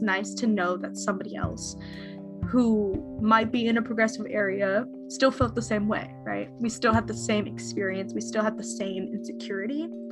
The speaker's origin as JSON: {"language": "English", "area": "Bay Area", "region": "California", "country": "United States", "said": "I'm from the Bay Area"}